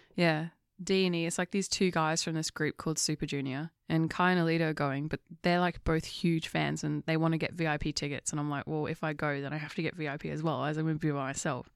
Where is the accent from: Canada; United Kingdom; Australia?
United Kingdom; England; I'm English